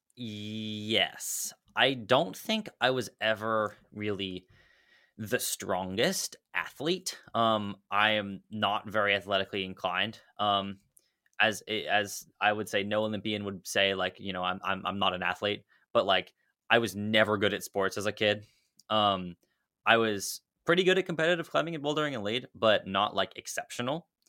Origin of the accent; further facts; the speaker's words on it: Dallas, Texas, United States; I'm from Dallas, Texas